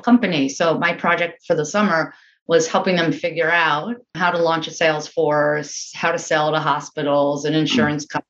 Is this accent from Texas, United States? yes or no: no; Englewood, New Jersey, United States; I grew up in Englewood, New Jersey, which is just outside of New York City over the George Washington Bridge